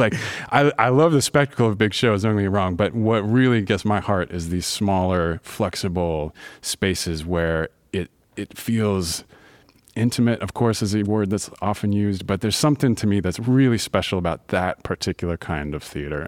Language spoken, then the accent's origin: English; Louisville, Kentucky, United States; moved away as an adult; now in Baltimore, United States; I grew up in Louisville, Kentucky. I've been here for over fifteen years, and this is home now